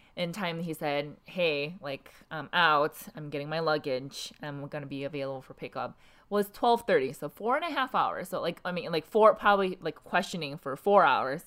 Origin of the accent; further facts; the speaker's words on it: South Korea; now in United States; I'm from South Korea. My, my entire family's from South Korea.